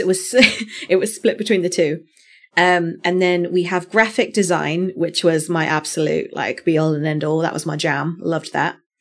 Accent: United Kingdom; me being a Brit

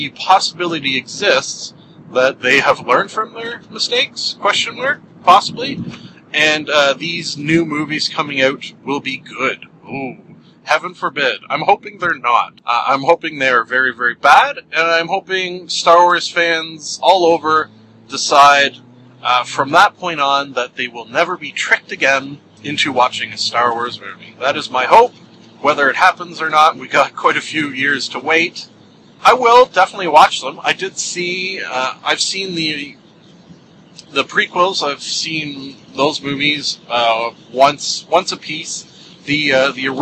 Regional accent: Canada; as a kid... in grade school, having to sing every day the Canadian National Anthem

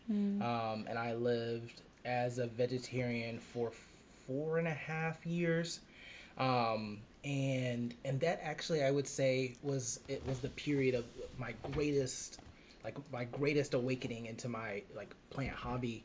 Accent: South Carolina, United States; I'm from the middle of nowhere, South Carolina

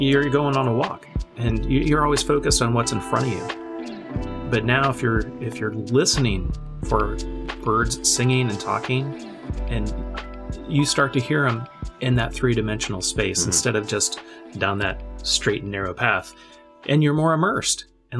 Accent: Germany; And I grew up in a military family. So I grew up in Germany, in a different culture, listening to another language, being immersed in English and in German.

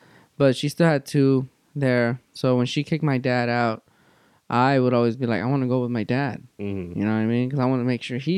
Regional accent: Los Angeles, California, United States; I'm born and raised in Van Nuys

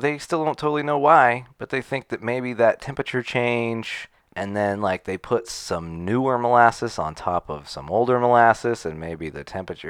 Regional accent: Utah, United States; We're from Utah.

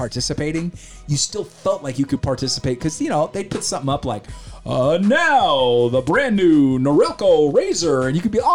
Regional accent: Sacramento, California, United States; also born or lived in San Jose, California / Amador County, California; now in Ione, United States; being born in San Jose and then growing up in South Sacramento

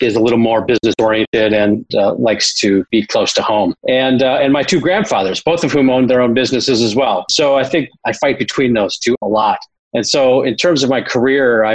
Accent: Minneapolis, Minnesota, United States; also born or lived in Wisconsin; when my parents separated and divorced when I was 10 years old. And I moved across from Wisconsin to Minneapolis

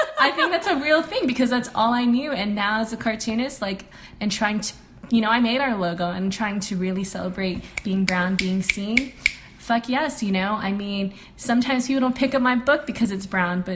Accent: Guam; I grew up in Guam where a majority of the community is brown

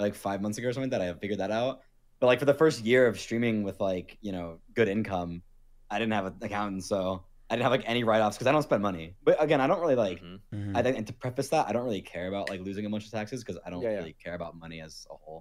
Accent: Florida, United States; also born or lived in Los Angeles, United States; now in Las Vegas, United States; I'm from Florida

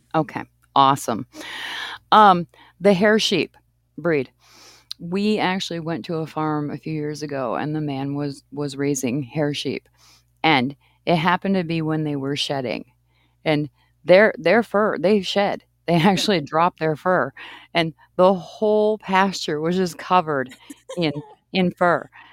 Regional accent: East Coast, Maine, United States; moved away; I grew up on the East Coast, and I lived in Maine

